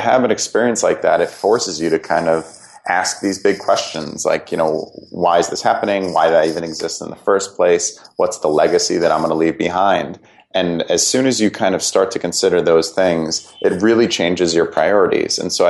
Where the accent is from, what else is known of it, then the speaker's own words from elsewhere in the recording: Connecticut, United States; I'd kind of lived from growing up in Fairfield County, Connecticut. Then I went to school at Brown University in Providence, Rhode Island. I'd never really left New England.